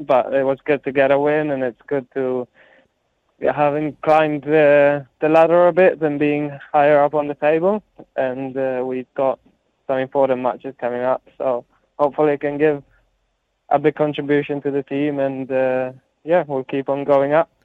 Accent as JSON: {"language": "English", "country": "Italy", "tie": "born or raised there", "moved": "yes", "said": "growing up in Italy, uh, all my friends and family, most of my family live in Italy, so I feel um, I feel very Italian"}